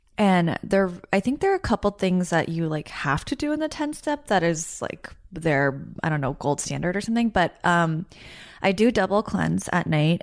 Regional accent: United States; I'm Korean American

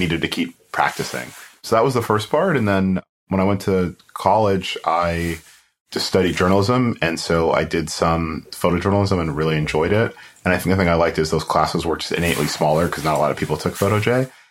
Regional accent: Fort Lauderdale, Florida, United States; also born or lived in Kingston, Jamaica / New York / Gainesville; I grew up in South Florida

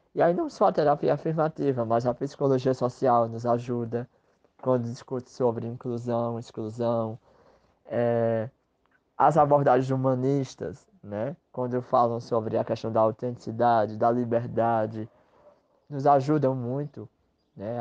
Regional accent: Northeast Brazil, Brazil; que sou sertanejo, que sou nordestino, que sou brasileiro.

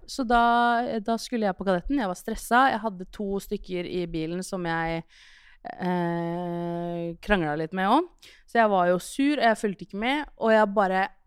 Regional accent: Skien, Telemark, Norway; born or raised there

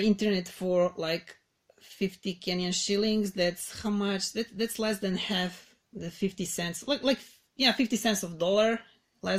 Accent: Belgrade, Serbia; I'm from Belgrade, that's the capital of Serbia

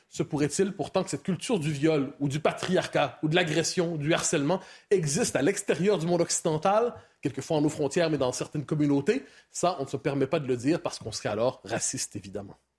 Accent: Quebec, Canada; chez moi, au Québec.

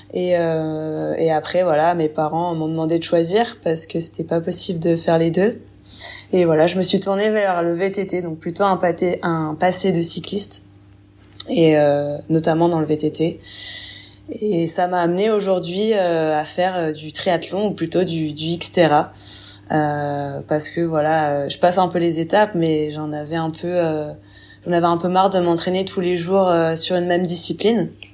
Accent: Burgundy, Bourgogne-Franche-Comté, France; j'ai 27 ans, je suis originaire de Bourgogne.

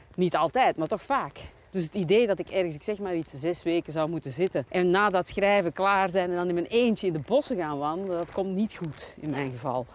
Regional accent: Belgium; we als Belgen

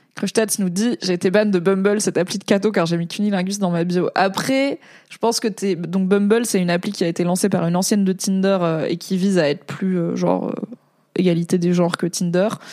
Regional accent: Valence, Auvergne-Rhône-Alpes, France; moved away; also born or lived in Alsace; je suis née en Alsace, mais j'ai grandi à Valence, euh, dans la Drôme

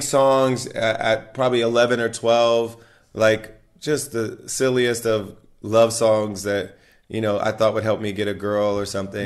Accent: Ohio, United States; she's also from Ohio like myself

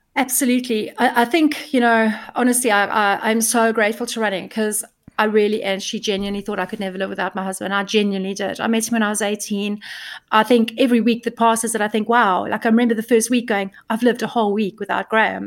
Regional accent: South Africa; now in United Kingdom; I'm from South Africa

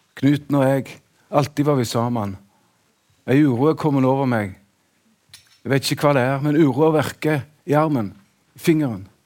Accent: Sandnes, Rogaland, Norway; Sandnes der jeg vokste opp

